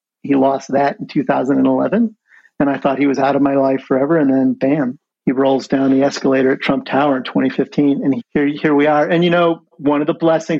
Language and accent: English; Midwest, United States; moved away; I was from the Midwest